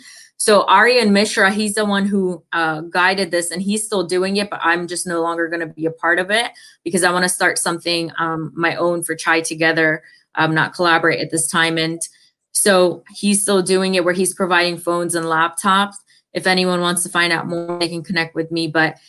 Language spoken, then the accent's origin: English; India; also born or lived in Thailand; But I know I lived in Thailand and it was very poor. And I come from India, which was, you know, poor in its setting too.